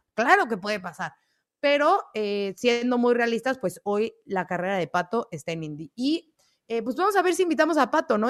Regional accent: State of Mexico, Mexico; soy del Estado de México

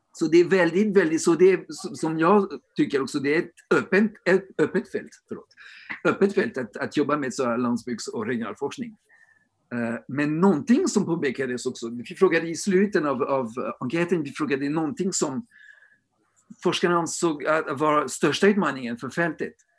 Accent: France; now in Sweden; I Storbritannien eller i Frankrike där jag kommer ifrån också

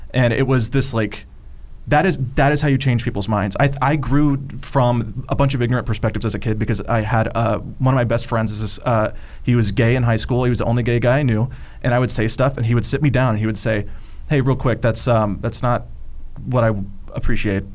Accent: the South, United States; growing up in the South, I was kind of like raised in a certain uh, climate

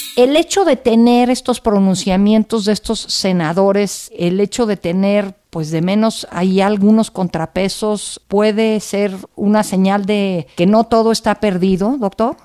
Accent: Mexico; como mexicanos

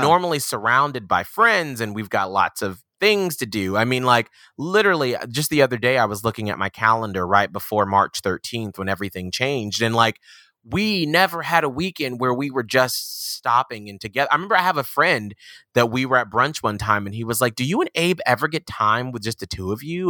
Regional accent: Atlanta, Georgia, United States; moved away; I'm from Atlanta, Georgia

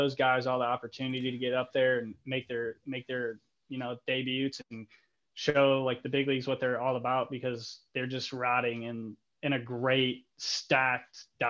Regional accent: Toledo, Ohio, United States; born there; now in Fort Wayne, United States; I was born in Toledo, and we both live in Fort Wayne

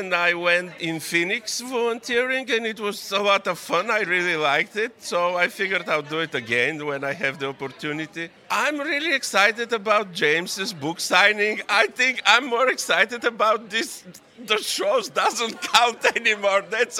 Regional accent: Bulgaria; English is a second language; now in Connecticut, United States; I'm originally from Bulgaria, but I live here in the States on the East Coast, in Connecticut.

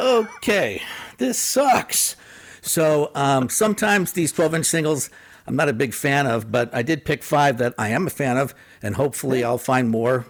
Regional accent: Phoenix, Arizona, United States; growing up in Phoenix in the 80s

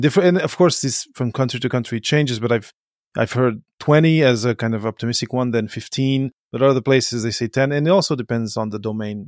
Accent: Portugal; moved away as an adult; also born or lived in Belgium; I come from Portugal, uh, I was born in Belgium, grew up in Portugal

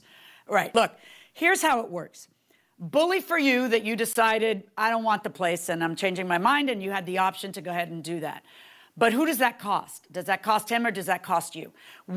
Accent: Miami, Florida, United States; I'm from Miami, where everything's nice and shiny and new.

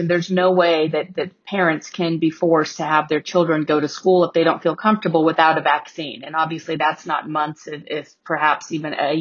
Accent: Houston, Texas, United States; moved away; So I grew up in Houston

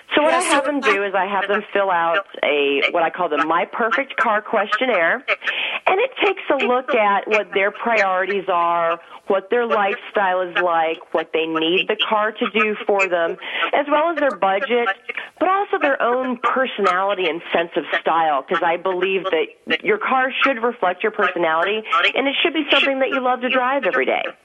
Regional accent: Wisconsin, United States; moved away; I grew up in Wisconsin

